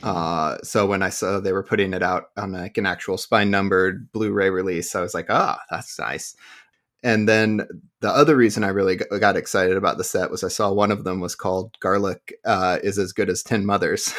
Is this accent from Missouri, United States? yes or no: yes; Southwest Missouri, United States; I grew up in Missouri